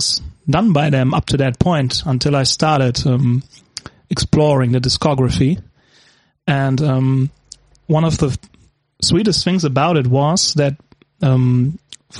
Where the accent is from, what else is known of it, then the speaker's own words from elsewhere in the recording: Gelsenkirchen, North Rhine-Westphalia, Germany; I'm from Germany, Gelsenkirchen, too.